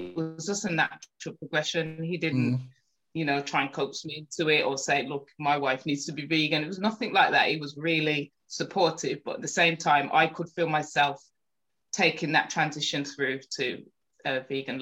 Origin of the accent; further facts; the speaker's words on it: Birmingham, West Midlands, United Kingdom; also born or lived in Small Heath, Birmingham / Rubery; I was brought up in Handsworth and Lee Bank